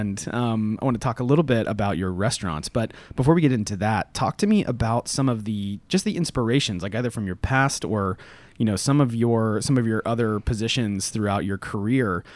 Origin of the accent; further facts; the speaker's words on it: Florida, United States; moved away as an adult; also born or lived in southwestern Virginia; now in Atlanta, United States; I grew up in Florida